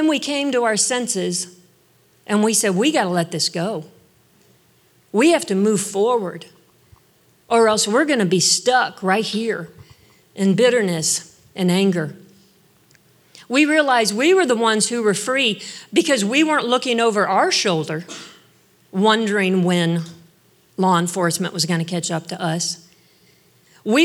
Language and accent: English; Northeast Ohio, United States; I grew up in Northeast Ohio, and we lived next to an old farmhouse